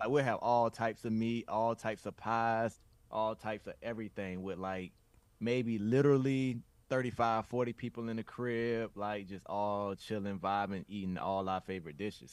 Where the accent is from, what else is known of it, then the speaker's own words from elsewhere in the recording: the South, United States; I'm from the South